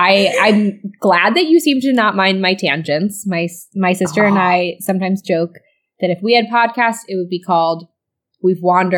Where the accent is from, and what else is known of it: Chicago, Illinois, United States; born or raised there; moved away